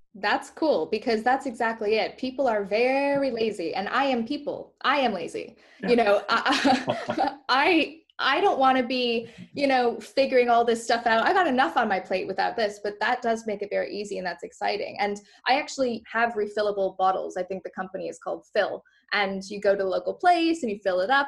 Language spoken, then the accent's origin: English; Canada; moved away; I grew up in Canada